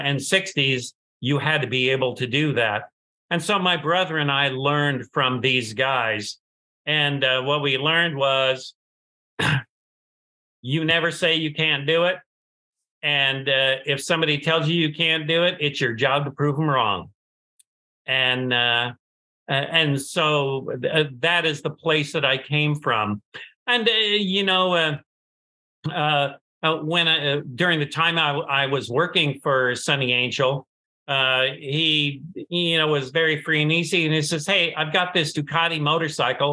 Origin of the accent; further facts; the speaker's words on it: San Diego, California, United States; also born or lived in Detroit, Michigan; We moved to San Diego